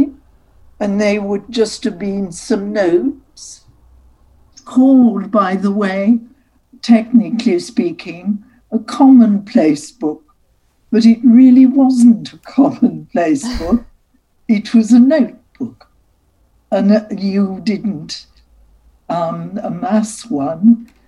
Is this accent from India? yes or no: no; Newcastle upon Tyne, North East England, United Kingdom; moved away as an adult; also born or lived in Paris, France / United States; I was born in Newcastle